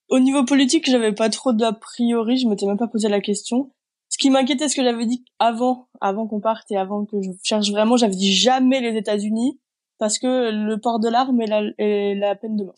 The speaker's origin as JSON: {"language": "French", "town": "Grenoble", "region": "Auvergne-Rhône-Alpes", "country": "France", "tie": "born or raised there", "moved": "as an adult", "lives_now": "Reykjavik, Iceland", "said": "Je suis originaire de Grenoble à la base."}